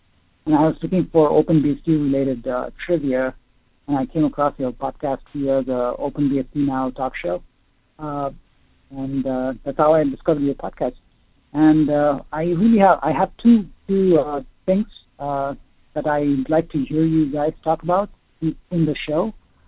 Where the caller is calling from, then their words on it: Ohio, United States; I'm calling from Ohio.